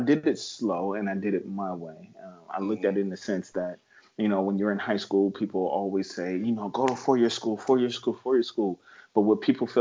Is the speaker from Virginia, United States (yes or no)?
no; San Bernardino, California, United States; I'm from San Bernardino, California. I mean, for the natives out here, we call it Adi.